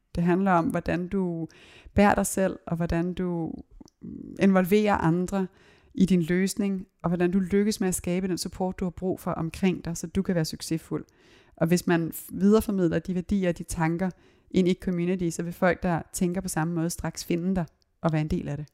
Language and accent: Danish; Copenhagen, Capital Region of Denmark, Denmark; jeg voksede op både på Christiania og Christianshavn